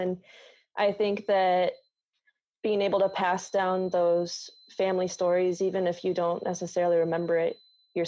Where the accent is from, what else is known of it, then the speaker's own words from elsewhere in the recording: Midwest, United States; moved away; I grew up in the Midwest